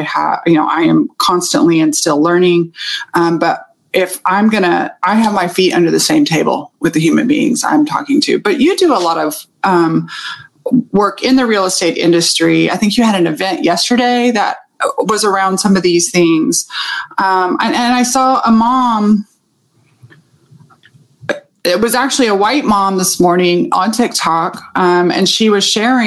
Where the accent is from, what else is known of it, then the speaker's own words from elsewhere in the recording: Texas, United States; I'm from Texas and I'm from the South